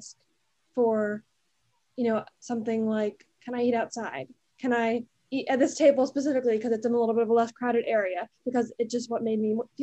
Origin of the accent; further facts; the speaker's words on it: New Jersey, United States; moved away as an adult; now in Washington, D.C., United States; I'm from New Jersey, and so I've been going to like New York City and Manhattan like my whole life